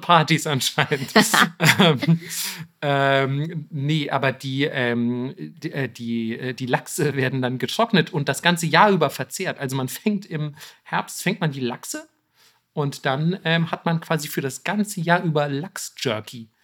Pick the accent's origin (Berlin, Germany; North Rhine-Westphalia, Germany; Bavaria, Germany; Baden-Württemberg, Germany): Bavaria, Germany; ich bin aus Bayern